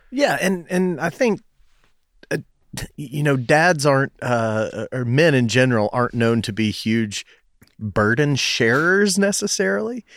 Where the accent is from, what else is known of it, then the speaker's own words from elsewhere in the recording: Knoxville, Tennessee, United States; I went to, uh, Farragut Middle School, went to Bearden High School